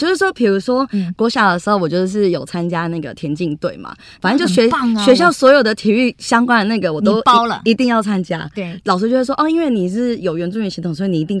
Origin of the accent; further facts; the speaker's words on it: Taipei, Taiwan; also born or lived in Taitung; 其实我是在台东出生，然后一直跟着外公外婆到三四岁要念幼稚园的时候，我就被接到台北来念书